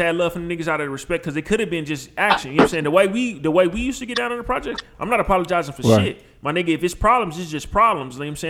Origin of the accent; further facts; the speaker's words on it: Milwaukee, Wisconsin, United States; I'm from Westline